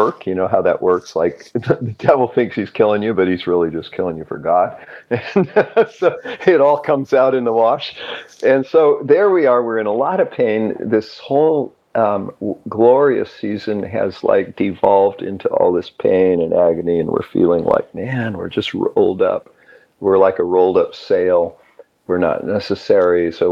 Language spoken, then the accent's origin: English; Twain Heart, California, United States; moved away as an adult; also born or lived in Santa Cruz, California; now in Pennsylvania, United States; In a resort town, little town called Twain Heart